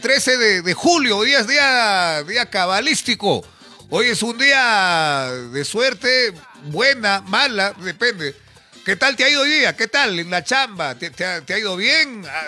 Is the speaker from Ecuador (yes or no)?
no; Peru; como peruanos estamos a la expectativa